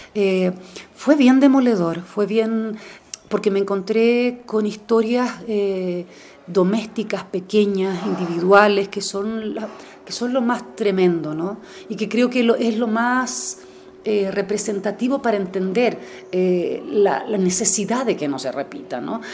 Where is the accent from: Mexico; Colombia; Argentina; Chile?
Chile; como chilena